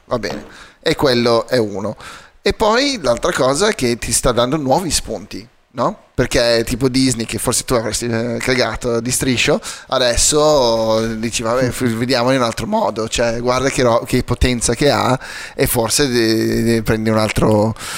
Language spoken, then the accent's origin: Italian; South Africa; moved away; crescendo in Sudafrica